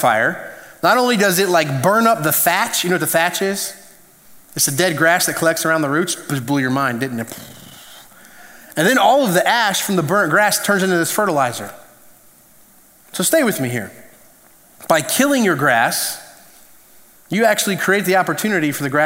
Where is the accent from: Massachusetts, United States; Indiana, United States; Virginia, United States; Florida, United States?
Indiana, United States; now in South Carolina, United States; I'm from Indiana originally